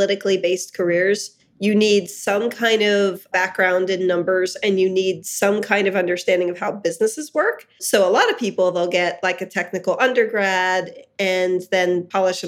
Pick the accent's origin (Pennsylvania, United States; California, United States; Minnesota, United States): Pennsylvania, United States; Hershey; I grew up in Hershey, Pennsylvania